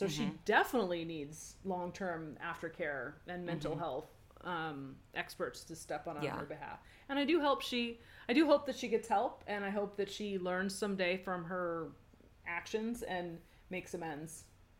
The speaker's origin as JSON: {"language": "English", "country": "South Africa", "tie": "born or raised there", "moved": "yes", "lives_now": "Lucca, Italy", "said": "I was born and raised in South Africa to Italian parents and moved to Italy a few years ago. I live in Lucca, Tuscany."}